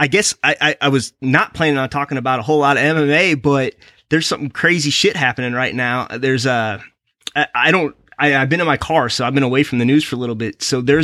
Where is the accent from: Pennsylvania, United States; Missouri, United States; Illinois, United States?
Missouri, United States; Rolla; I live in the town called Rolla, Missouri. So I am 2 hours from Columbia, Missouri